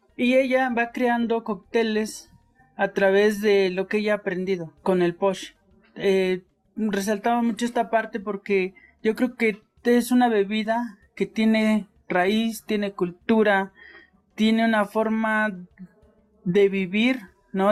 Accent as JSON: {"language": "Spanish", "town": "Ocosingo", "region": "Chiapas", "country": "Mexico", "tie": "born or raised there", "said": "yo soy originario de Ocosingo, donde se hace el queso bola"}